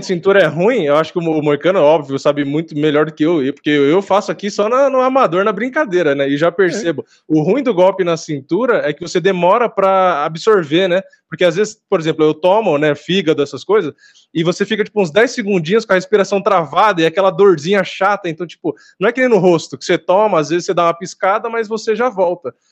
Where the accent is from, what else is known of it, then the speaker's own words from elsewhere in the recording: São Paulo, Brazil; sou daqui de São Paulo.